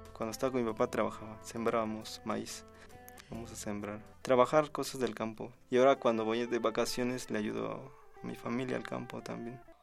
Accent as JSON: {"language": "Spanish", "town": "Matías Romero", "region": "Oaxaca", "country": "Mexico", "tie": "born or raised there", "moved": "as an adult", "lives_now": "Mexico City, Mexico", "said": "Yo nací en un pueblo que se llama Palomares. Mi municipio es Matías Romero y pertenece al, istmo de Tehuantepec, es una región de, Oaxaca"}